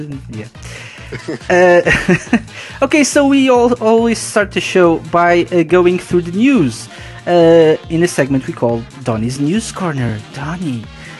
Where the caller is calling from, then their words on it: Portugal; I'm live from Portugal.